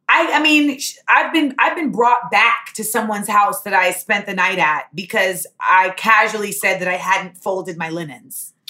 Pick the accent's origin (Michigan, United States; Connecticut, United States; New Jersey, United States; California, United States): California, United States; Los Angeles; moved away; also born or lived in Orlando, Florida / New York; I was born in Los Angeles. My mother is from Grenada. My father is from Boston, but I was raised solely by my mm-hmm. mother